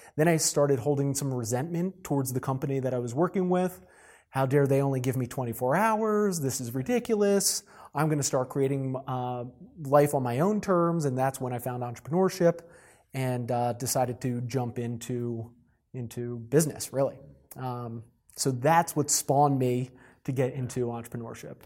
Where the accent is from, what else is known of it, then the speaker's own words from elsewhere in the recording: New Jersey, United States; moved away as an adult; also born or lived in South Carolina; I was born and raised in New Jersey